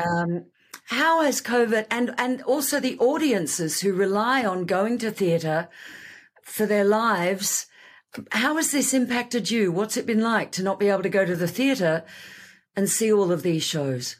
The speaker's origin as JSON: {"language": "English", "country": "Australia", "also_born_or_lived": "Sydney", "moved": "yes", "said": "I came from Australia"}